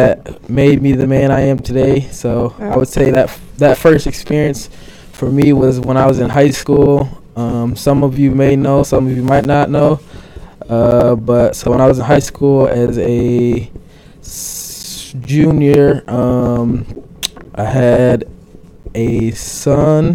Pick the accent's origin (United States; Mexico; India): United States; Grand Rapids, Michigan; I grew up in Grand Rapids. Always lived downtown Grand Rapids